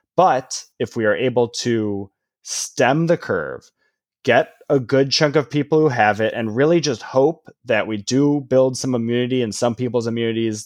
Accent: Illinois, United States; growing up in Illinois

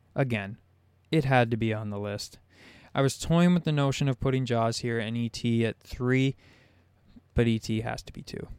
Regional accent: Southern Ontario, Canada; I'm from Southern Ontario. There's no sharks where I live.

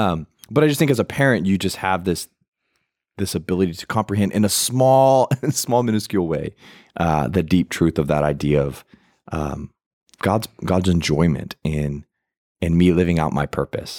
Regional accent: United States; I'm American

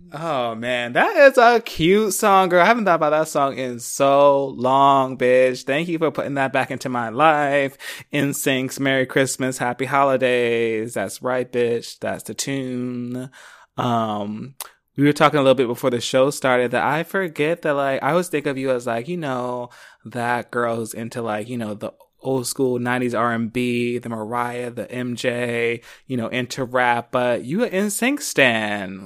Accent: Philadelphia, Pennsylvania, United States; now in Los Angeles, United States; growing up in Philly.

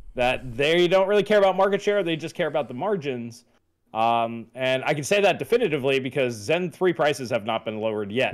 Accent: Long Island, New York, United States; I grew up on Long Island, you know, surrounded by Italians with good Italian food

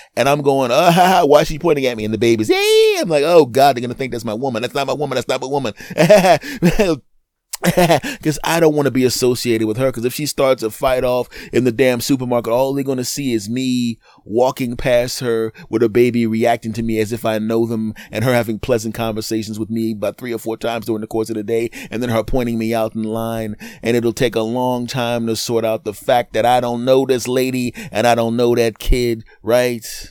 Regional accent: United States; I'm an American

